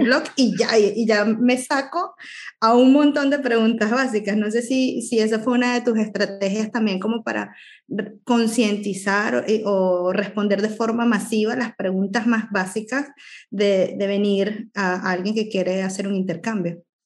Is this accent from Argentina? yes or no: no; Venezuela; moved away as an adult; vengo de Venezuela